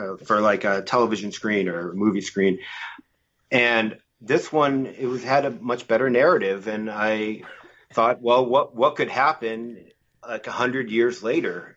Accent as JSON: {"language": "English", "region": "Massachusetts", "country": "United States", "moved": "as an adult", "lives_now": "Los Angeles, United States", "said": "I'm originally from Massachusetts, uh, but I've been living here in L A for about twenty years now"}